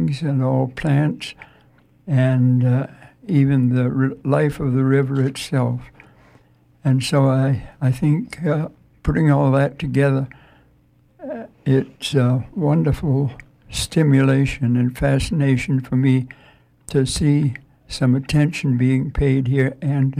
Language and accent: English; Maine, United States; I was born and brought up in Maine